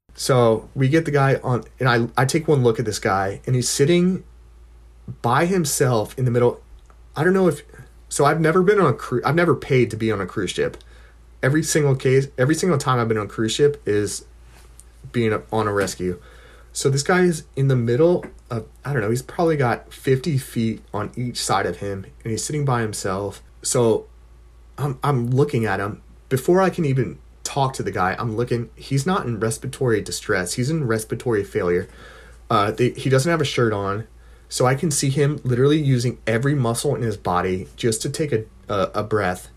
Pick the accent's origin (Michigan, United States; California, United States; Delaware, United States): Delaware, United States; from Delaware